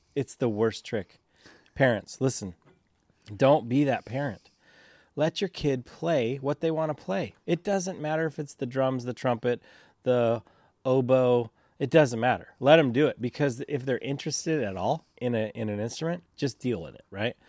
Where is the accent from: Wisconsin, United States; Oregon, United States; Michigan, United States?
Oregon, United States; St. Helens; I grew up in Saint Helens